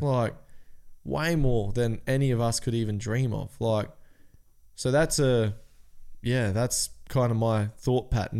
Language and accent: English; Cairns, Queensland, Australia; We're from Cairns.